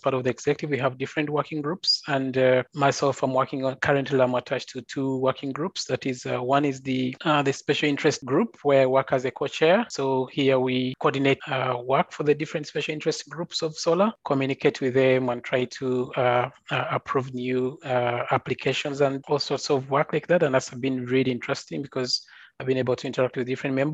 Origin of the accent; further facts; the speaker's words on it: Uganda; moved away as an adult; also born or lived in Adelaide, Australia; now in Oslo, Norway; I'm currently a doctoral research student at the University of Oslo in Norway, but I'm originally from Uganda